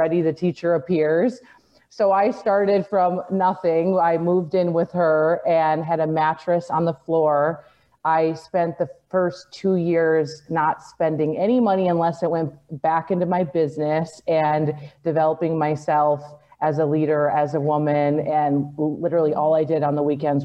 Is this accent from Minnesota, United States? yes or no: yes; Minnesota, United States; I grew up in the Midwest, so I lived in Minnesota